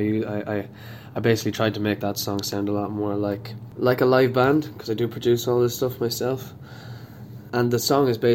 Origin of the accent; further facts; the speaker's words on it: Sligo, Connacht, Ireland; I am an artist from Sligo